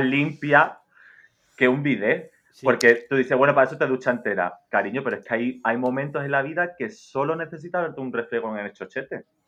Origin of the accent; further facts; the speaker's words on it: Málaga, Andalusia, Spain; A mí me encanta ser española, ser andaluza y ser malagueña, que es como lo que más me siento